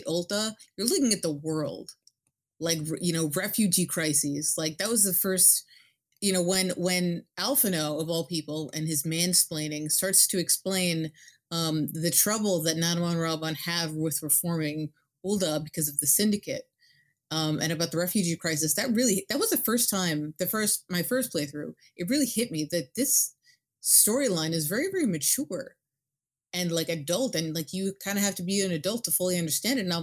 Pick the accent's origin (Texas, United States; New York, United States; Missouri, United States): New York, United States; New York City; I'm from New York City